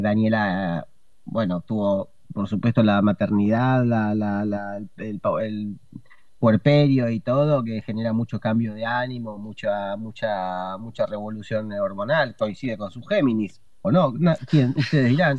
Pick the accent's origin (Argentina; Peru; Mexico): Argentina; soy comediante, estandapero, eh, argentino